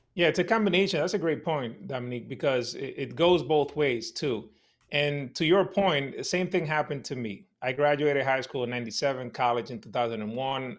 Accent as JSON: {"language": "English", "town": "New York City", "region": "New York", "country": "United States", "tie": "born or raised there", "said": "my neighborhood when I was growing up in Washington Heights in New York City"}